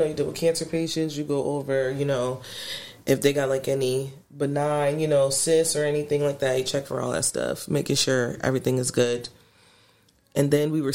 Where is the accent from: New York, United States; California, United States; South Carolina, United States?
New York, United States; Syracuse; Here. Syracuse.